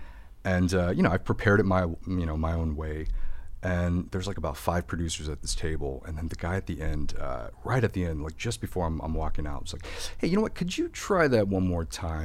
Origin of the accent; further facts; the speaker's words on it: Midwest, United States; And I feel like it's kind of growing up in the Midwest.